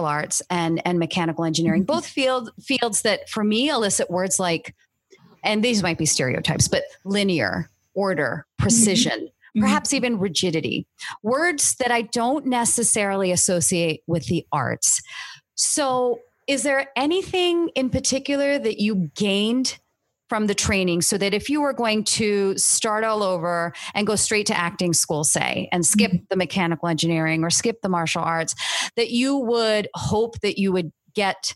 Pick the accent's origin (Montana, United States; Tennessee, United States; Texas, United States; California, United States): California, United States; Cupertino; I grew up in Cupertino, not far from the Stanford campus